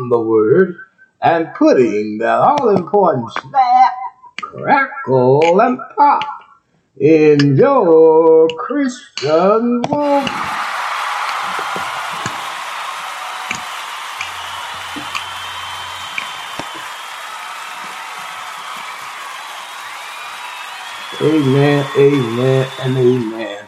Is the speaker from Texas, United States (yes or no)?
yes; Texas, United States; also born or lived in Ohio; Texas, my home state, Texas.